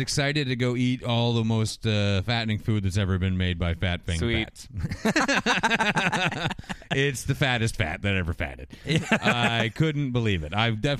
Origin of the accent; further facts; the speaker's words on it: Canada; I know we're from Canada, yeah.